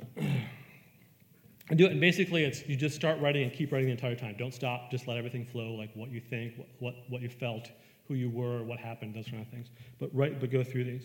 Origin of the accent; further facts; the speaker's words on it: Western New York, United States; I grew up in Western New York